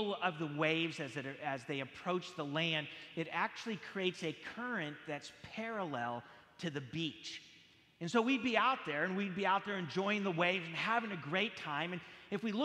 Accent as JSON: {"language": "English", "town": "San Jose", "region": "California", "country": "United States", "tie": "born or raised there", "said": "I grew up in San Jose, California"}